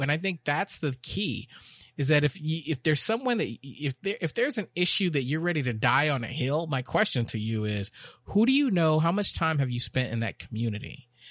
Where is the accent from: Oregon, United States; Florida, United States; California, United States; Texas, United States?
Texas, United States; also born or lived in Chicago, Illinois; When I moved to Texas